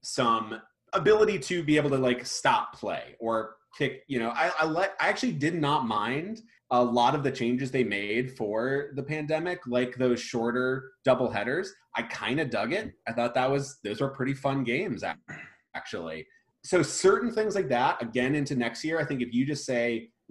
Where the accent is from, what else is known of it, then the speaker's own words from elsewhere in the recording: New Port Richey, Florida, United States; I was born in Florida. I was born in Newport Richey, so fifth generation Floridian, and all my family's from the kind of the Tampa Bay area